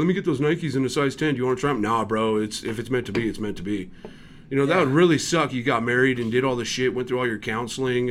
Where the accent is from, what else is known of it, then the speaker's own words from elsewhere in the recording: California, United States; now in Utah, United States; I'm from California